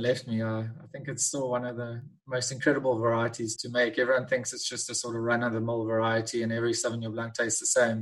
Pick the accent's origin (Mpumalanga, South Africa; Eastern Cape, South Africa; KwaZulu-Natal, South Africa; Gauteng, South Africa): Eastern Cape, South Africa; moved away as an adult; now in Cape Town, South Africa; I was born in the Eastern Cape in South Africa. I then moved to the Cape and studied viticulture and enology at the University of Stellenbosch